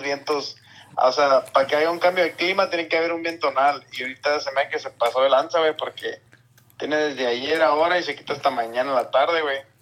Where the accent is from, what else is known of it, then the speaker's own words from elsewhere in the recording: Mexico; now in Yuma, United States; somos mexicanos hasta la muerte